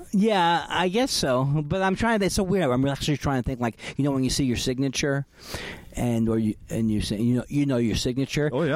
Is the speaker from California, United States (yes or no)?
yes; California, United States; I'm from California